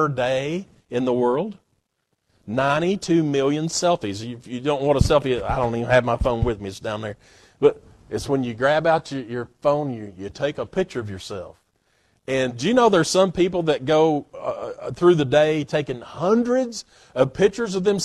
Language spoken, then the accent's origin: English; Knoxville, Tennessee, United States; I'm proud to be an East Tennessean. I'm proud to be from Tennessee and Corrington, Knoxville area. I'm proud of that. I had no doing with it. God just blessed me to be able to be born here